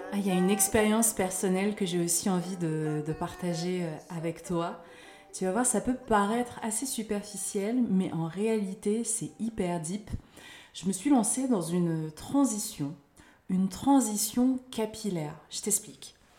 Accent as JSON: {"language": "French", "country": "France", "tie": "born or raised there", "said": "Certes, je suis née en France, j'ai vécu en France"}